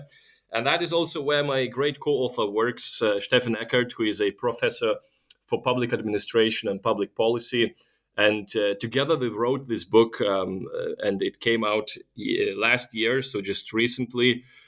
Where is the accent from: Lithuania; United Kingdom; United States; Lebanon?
Lithuania; English is a second language; now in Germany; I'm actually originally from Lithuania, where the complicated name comes from, but I've been living for the past 10 years in Germany.